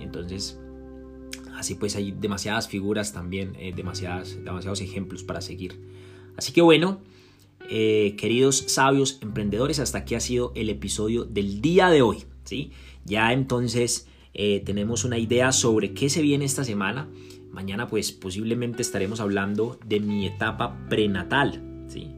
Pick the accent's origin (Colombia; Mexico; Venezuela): Colombia; en mi país natal, en Colombia